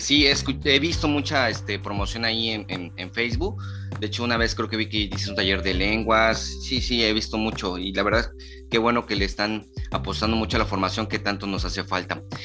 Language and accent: Spanish; Chiapas, Mexico; aquí somos de Chiapas